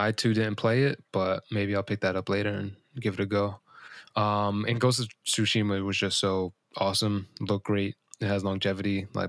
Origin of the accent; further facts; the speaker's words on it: New York, United States; We're from New York. That doesn't bug us.